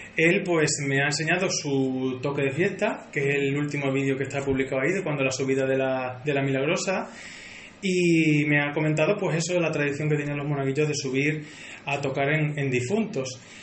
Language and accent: Spanish; Alange, Extremadura, Spain; yo siempre llevo a mi pueblo por bandera y siempre digo que soy de Alange